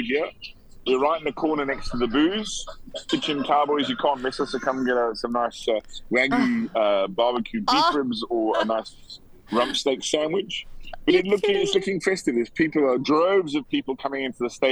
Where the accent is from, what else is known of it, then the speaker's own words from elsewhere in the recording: United Kingdom; moved away as an adult; now in South Africa; I was born in the UK. I have a British passport